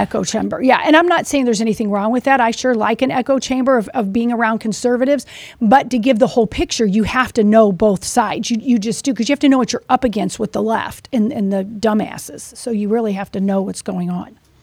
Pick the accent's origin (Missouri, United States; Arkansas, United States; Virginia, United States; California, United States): Missouri, United States; I'm from Missouri.